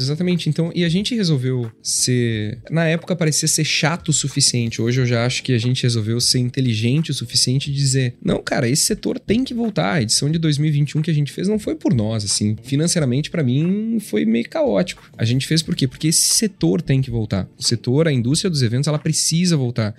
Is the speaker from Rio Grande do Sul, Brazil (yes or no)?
yes; Gramado, Rio Grande do Sul, Brazil; born or raised there; also born or lived in Porto Alegre